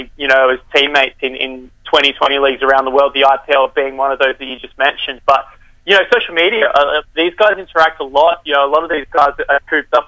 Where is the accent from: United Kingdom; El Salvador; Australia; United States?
Australia; growing up in Australian cricket culture, growing up in a cricket club